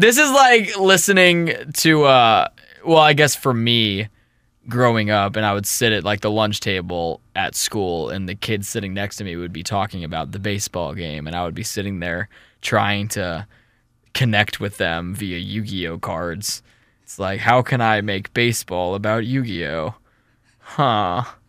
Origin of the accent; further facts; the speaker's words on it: St. Louis, Missouri, United States; we're from Saint Louis